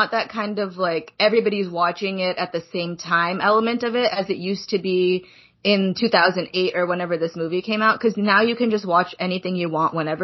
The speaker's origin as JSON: {"language": "English", "country": "Pakistan", "moved": "yes", "said": "I'm from Pakistan."}